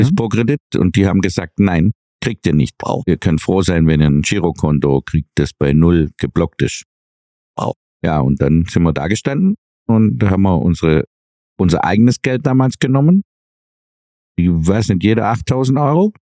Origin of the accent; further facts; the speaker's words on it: Swabia, Germany; was wir Schwaben ja eh als Hobby betreiben, sparen, sparen, sparen, hat man uns als Kind, glaub, intravenös ins Blut geführt